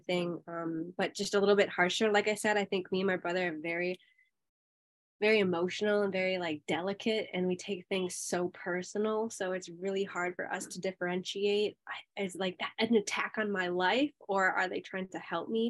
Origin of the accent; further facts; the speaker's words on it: Minnesota, United States; accent: Minnesota; I was raised in a suburb town in Minnesota